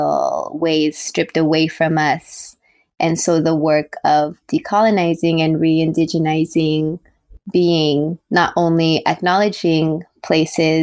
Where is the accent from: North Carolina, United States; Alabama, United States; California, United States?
California, United States; Carson; now in Bay Area, United States; I was born in California in Tongva territory. I grew up in Carson, California